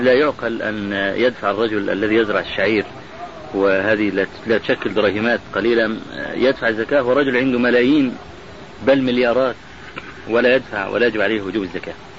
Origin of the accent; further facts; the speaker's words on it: Egypt; عندنا في مصر